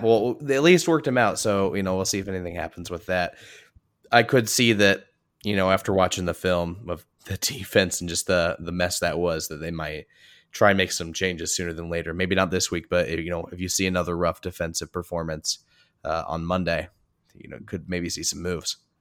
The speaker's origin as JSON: {"language": "English", "region": "Indiana", "country": "United States", "said": "I'm from Indiana."}